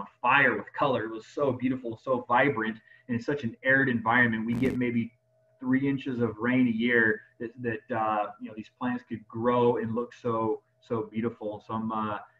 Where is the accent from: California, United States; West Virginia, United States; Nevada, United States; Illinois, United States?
Nevada, United States; Las Vegas; I native Nevada and love my hometown